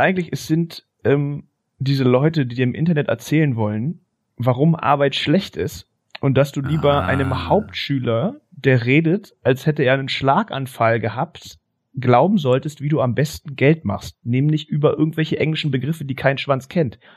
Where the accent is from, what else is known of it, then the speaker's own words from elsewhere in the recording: Berlin, Germany; bei uns in Stegitz